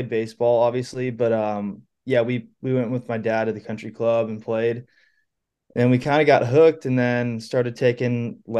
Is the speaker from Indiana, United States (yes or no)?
no; San Francisco, California, United States; born there; now in Phoenix, United States; Anyone asks, I say Phoenix, Arizona, but I was born in San Francisco.